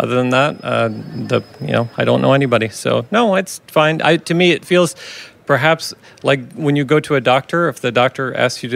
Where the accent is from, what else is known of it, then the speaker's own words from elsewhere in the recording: Iowa, United States; also born or lived in France / Haiti / Belgium; now in Israel; I grew up in the Midwest in the state of Iowa.